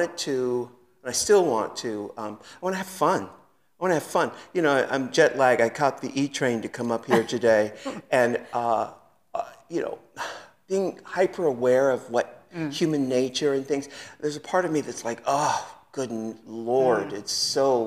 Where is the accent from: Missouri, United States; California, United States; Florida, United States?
California, United States; San Diego; also born or lived in New York; now in Los Angeles, United States; I'm from San Diego